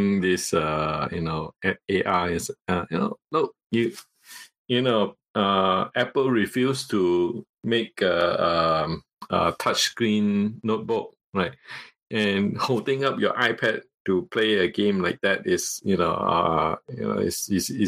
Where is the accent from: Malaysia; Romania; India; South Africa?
Malaysia; first language Cantonese; English is a second language; I am a Malaysian, and I'm from the ethnic Chinese Malaysian. Right? And my mother tongue is Cantonese